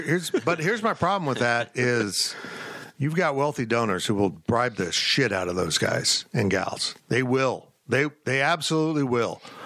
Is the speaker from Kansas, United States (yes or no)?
yes; Salina, Kansas, United States; I grew up in Salina. I grew up watching Marymount College basketball